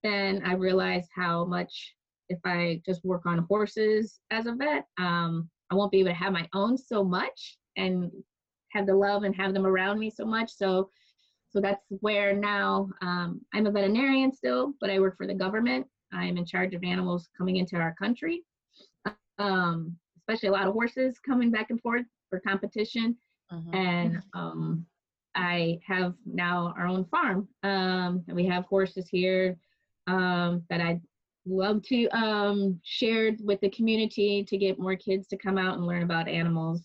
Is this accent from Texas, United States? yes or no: no; Michigan, United States; also born or lived in Chicago, Illinois; I was born actually in Chicago, because when they got of age, they moved to the city, and born in Chicago. But when I guess I was five, my dad ended up moving. We moved to Michigan and got some land.